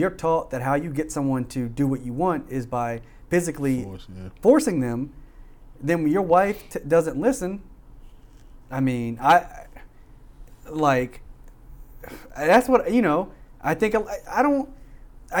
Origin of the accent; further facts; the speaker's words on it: Frederick, Maryland, United States; where I grew up in Frederick